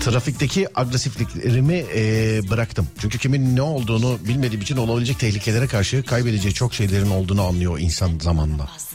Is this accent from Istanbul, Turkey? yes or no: yes; Istanbul, Turkey; ben İstanbulluyum